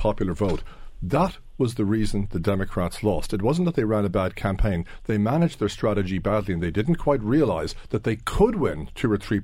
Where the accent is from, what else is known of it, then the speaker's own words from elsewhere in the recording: New York, United States; moved away; we're all New Yorkers. I was born in Brooklyn. I lived in New York a good chunk of my life